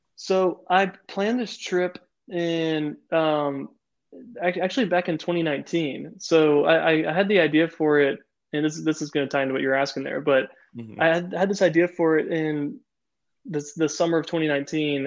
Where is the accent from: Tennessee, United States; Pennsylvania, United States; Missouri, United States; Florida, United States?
Florida, United States; moved away; I'm from Florida originally